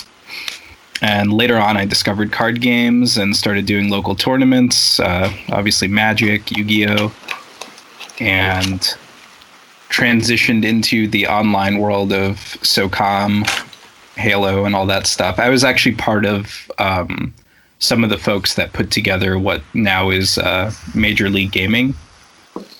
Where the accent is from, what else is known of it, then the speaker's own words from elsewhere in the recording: Russia; moved away; growing up in Russia